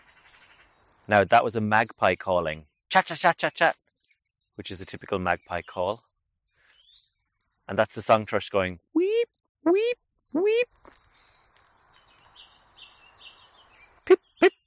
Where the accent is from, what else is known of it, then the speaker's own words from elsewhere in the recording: Ireland; I'm from Ireland